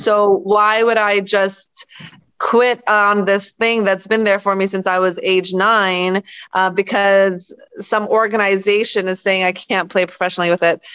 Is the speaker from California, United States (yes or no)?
yes; Los Angeles, California, United States; also born or lived in Bosnia / Germany / New Orleans; moved to Los Angeles, California when I was six. Uh, mm-hmm. I was raised there with my family